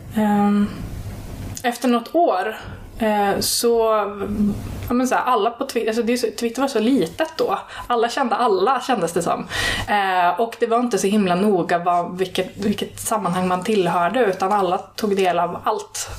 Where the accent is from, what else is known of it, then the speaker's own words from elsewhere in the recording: Arvika, Värmland, Sweden; now in Stockholm, Sweden; Jag kom ju från Arvika